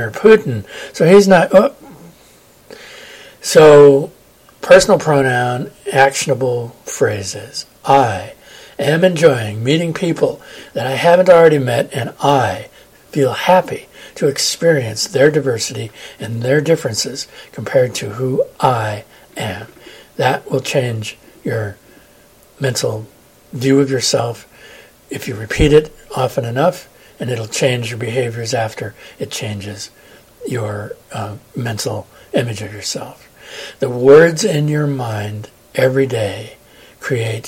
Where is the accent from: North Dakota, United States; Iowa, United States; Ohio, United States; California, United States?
California, United States; moved away; also born or lived in Massachusetts / Denver, Colorado; I'm from California